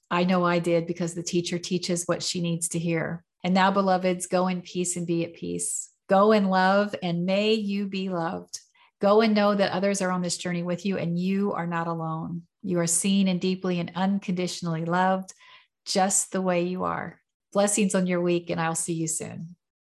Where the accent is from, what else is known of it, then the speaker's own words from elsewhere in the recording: United States; I was born in America and raised Southern Baptist